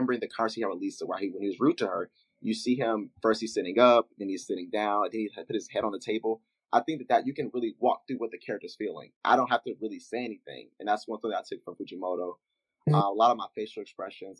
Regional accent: Memphis, Tennessee, United States; my hometown, Memphis

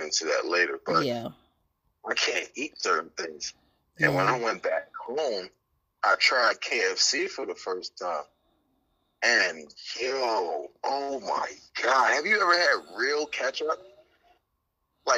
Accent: Trinidad & Tobago; now in United States; I'm originally from Trinidad and Tobago

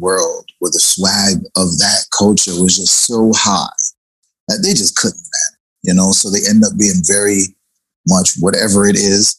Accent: Miami, Florida, United States; now in Jamaica; I'm from Jamaica, grew up in Miami

